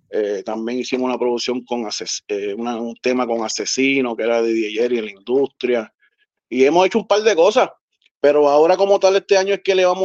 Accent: Río Piedras, Puerto Rico; Yo soy de Río Piedras, exactamente de Gipro, del Puerto Rico. allá abajo, del barrio.

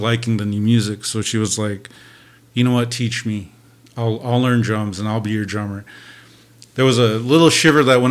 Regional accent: Rapid City, South Dakota, United States; also born or lived in Bismarck, North Dakota / Eagle Butte, South Dakota / Vermillion, South Dakota / Sioux Falls, South Dakota; now in Flandreau, United States; I was born in Bismarck, North Dakota. Grew up in Eagle Butte, a little place called On the Trees. And then I grew up mostly in Rapid City, South Dakota.

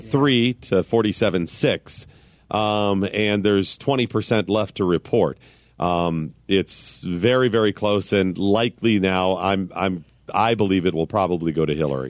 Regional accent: Cleveland, Ohio, United States; I grew up in Cleveland

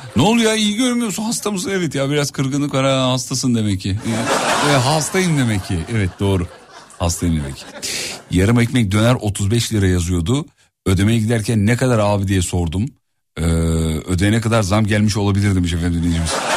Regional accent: Erzurum, Turkey; Ben de bir doğulu olarak mesela Erzurumluyum ben

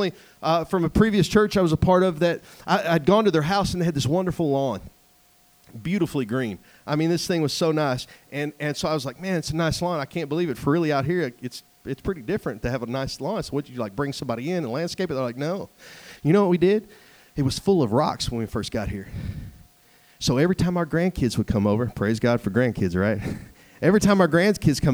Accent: East Texas, United States; moved away; I come from East Texas where everything is mud and clay and sand to come out here where everything's granite

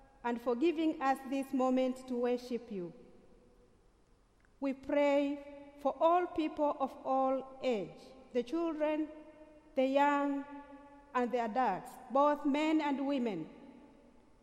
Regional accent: Tanzania; I am coming from Tanzania, ordained canon, the first woman principal of a theological college in Tanzania

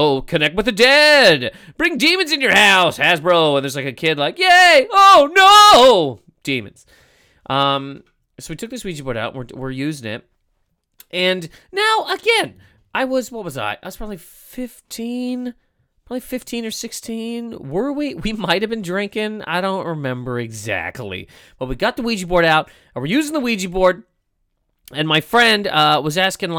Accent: Nova Scotia, Canada; also born or lived in Toronto; now in New York, United States; when I moved there from Nova Scotia, I got to Toronto and I was like, oh my God, this place is huge. I'm scared of it.

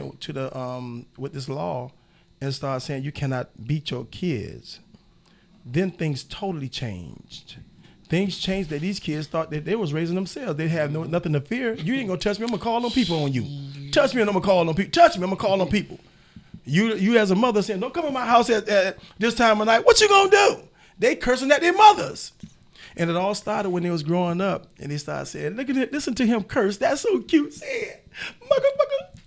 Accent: Miami, Florida, United States; I come from Overtown, right at the Brown Sub, 46th Street, 23rd Avenue. I'm in Liberty City all my life

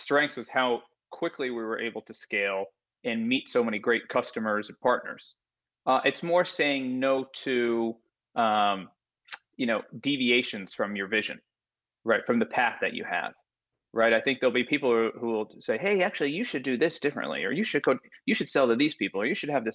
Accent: Connecticut, United States; moved away as an adult; also born or lived in Philadelphia; I'm from Connecticut, like you. Grew up there, went to school in Philadelphia.

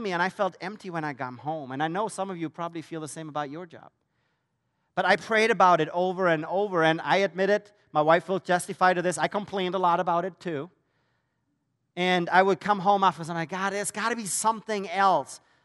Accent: Germany; moved away as an adult; That's where I'm originally from, so you're wondering about the accent

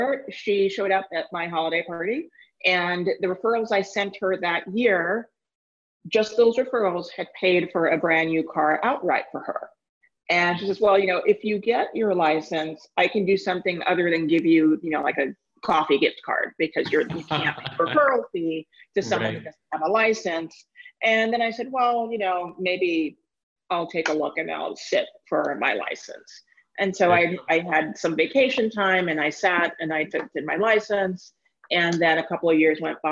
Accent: New York City, New York, United States; also born or lived in London; I was born and raised in Manhattan

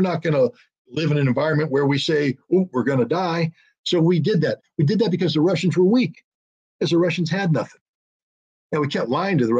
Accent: Germany; I grew up in Germany. I went to high school in Germany. I have to tell you, we lived next door to a nuclear weapons depot.

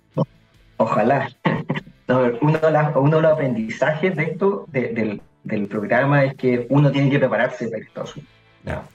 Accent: Curicó, Maule, Chile; moved away; also born or lived in Santiago; yo soy de Curicó

